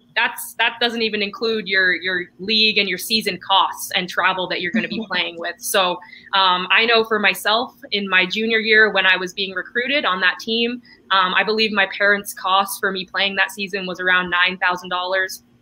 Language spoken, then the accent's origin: English; Canada; I'm actually I'm Canadian, so uh, here in Canada